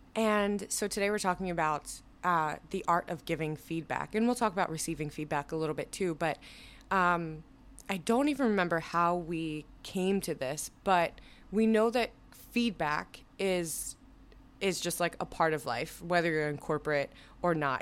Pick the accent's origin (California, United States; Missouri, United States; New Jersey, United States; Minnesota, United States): New Jersey, United States; moved away; I am from New Jersey.